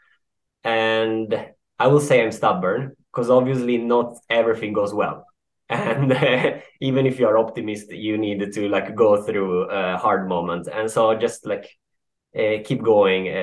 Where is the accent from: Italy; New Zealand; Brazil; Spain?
Italy; Turin, Piedmont; now in Sweden; I'm from Turin.